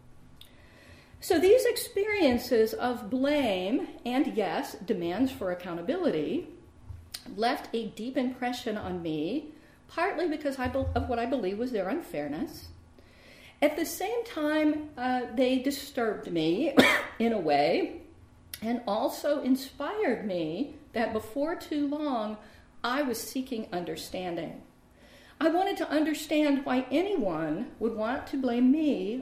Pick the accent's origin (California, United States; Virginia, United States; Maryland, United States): Virginia, United States; Richmond; I grew up in Richmond, Virginia, which has for decades been a majority African-American city